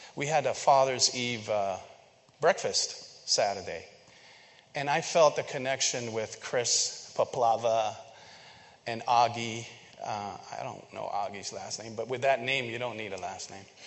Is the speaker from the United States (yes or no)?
no; Philippines; moved away; I grew up in the Philippines